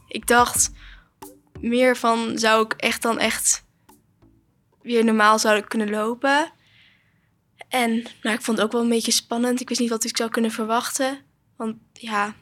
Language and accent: Dutch; Wageningen, Gelderland, Netherlands; ik ben 16 jaar en ik kom uit Wageningen